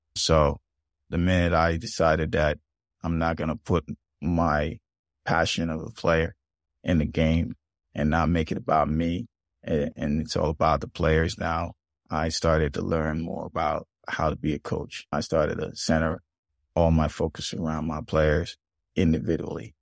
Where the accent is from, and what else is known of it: Jamaica; born or raised there; moved away as an adult; now in United States